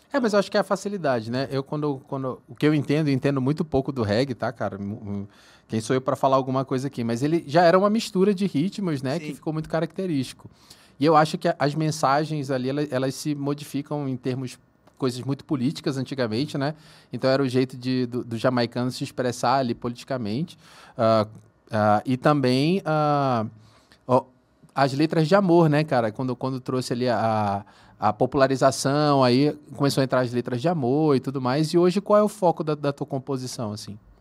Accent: Manaus, Amazonas, Brazil; also born or lived in São Paulo; now in Uberlândia, Brazil; Eu sou de Manaus, cara. Mas já morei em São Paulo também

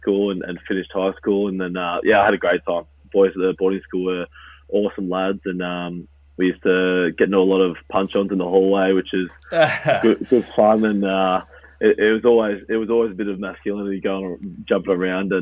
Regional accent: Melbourne, Victoria, Australia; moved away as an adult; also born or lived in Kilmore, Victoria; now in Illinois, United States; I grew up there in Moonee Ponds area when I was a young boy

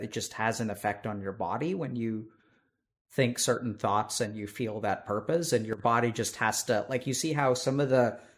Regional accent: Texas, United States; I'm from Texas

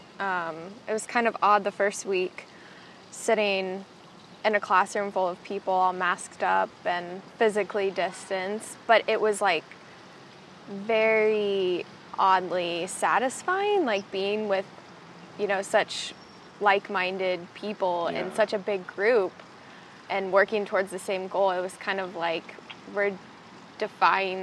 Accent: Northeast Missouri, United States; moved away as an adult; now in Springfield, United States; I'm originally from Northeast Missouri, and I just moved to Springfield to start the program

